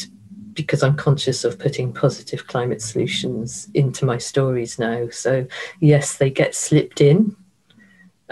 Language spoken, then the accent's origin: English; Ireland; we all grow up with our myths being taught to us in junior school